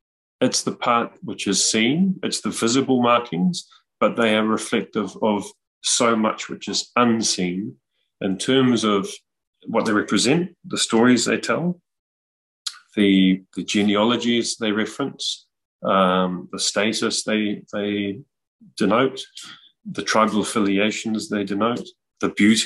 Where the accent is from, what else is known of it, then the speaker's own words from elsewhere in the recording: New Zealand; our identities and our cultural expression as Māori